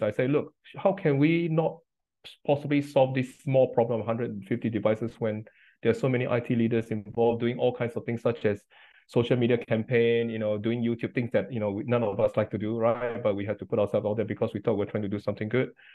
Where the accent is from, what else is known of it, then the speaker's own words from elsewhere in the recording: Singapore; moved away as an adult; now in United Kingdom; I grew up in Singapore